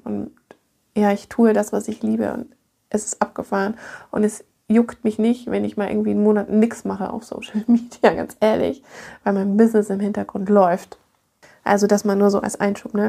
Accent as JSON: {"language": "German", "town": "Munich", "region": "Bavaria", "country": "Germany", "moved": "yes", "said": "Ich bin ja aus München"}